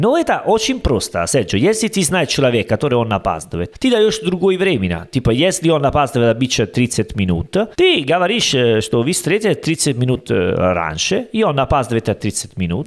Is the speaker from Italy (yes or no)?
yes; Italy; Russian is a second language; moved away; Я из Италии